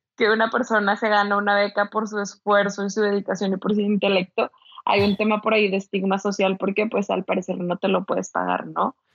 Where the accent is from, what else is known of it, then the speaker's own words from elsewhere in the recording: Ciudad Victoria, Tamaulipas, Mexico; also born or lived in Monterrey; now in Mexico City, Mexico; yo soy originaria de Ciudad Victoria, Tamaulipas, así que sí soy norteña